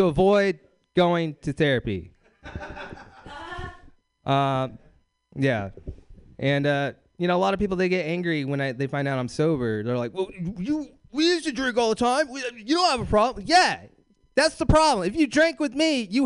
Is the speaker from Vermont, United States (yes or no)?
no; Bakersfield, California, United States; moved away; I'm from Bakersfield, California